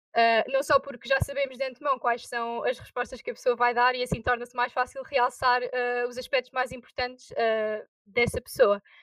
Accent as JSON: {"language": "Portuguese", "town": "Azinhaga", "region": "Santarém District", "country": "Portugal", "said": "Tenho 18 anos e sou da Azinhaga"}